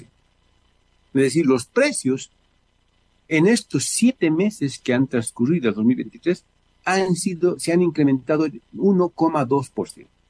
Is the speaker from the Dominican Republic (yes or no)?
no; Bolivia